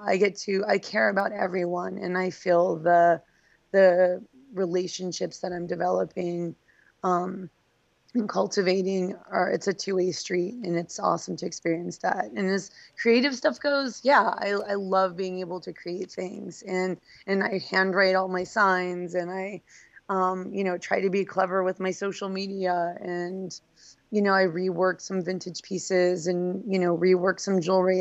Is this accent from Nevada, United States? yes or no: yes; Reno, Nevada, United States; also born or lived in Phoenix, Arizona / Los Angeles, California; now in Baltimore, United States; I grew up in Reno, Nevada